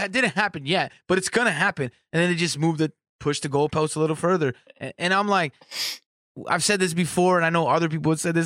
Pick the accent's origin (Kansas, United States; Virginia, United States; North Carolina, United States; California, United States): California, United States; moved away as an adult; now in Michigan, United States; I'm not from Michigan. I'm from California.